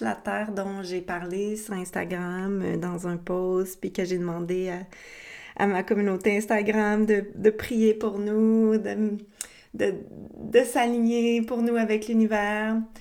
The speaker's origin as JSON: {"language": "French", "region": "Quebec", "country": "Canada", "also_born_or_lived": "Costa Rica", "said": "dans notre beau Québec qui n'est plus libre"}